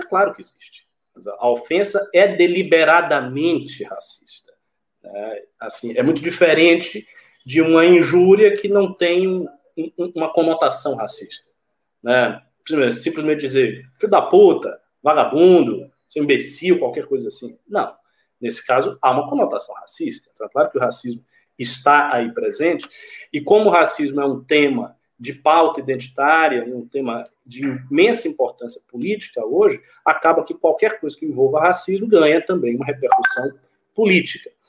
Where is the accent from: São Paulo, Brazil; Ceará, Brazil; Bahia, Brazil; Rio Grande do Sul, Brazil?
Bahia, Brazil; Salvador; eu sou de Salvador